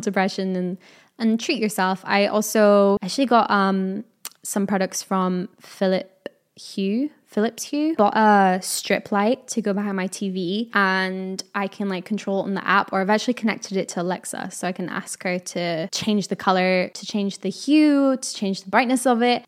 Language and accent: English; United Kingdom; I am a Brit, so it is autumn